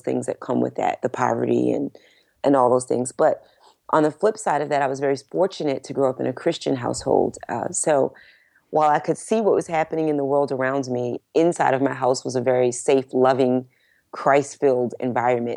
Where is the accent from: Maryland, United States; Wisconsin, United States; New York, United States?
Maryland, United States; Baltimore; now in Dallas, United States; I grew up in Baltimore